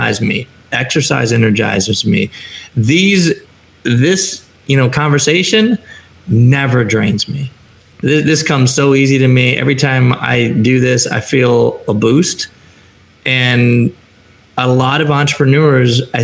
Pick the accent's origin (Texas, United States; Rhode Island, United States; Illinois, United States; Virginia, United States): Illinois, United States; Chicago; moved away as an adult; now in San Diego, United States; I live in a community that's 75 to 82 degrees year round. I'm from Chicago, still wearing my Bears hat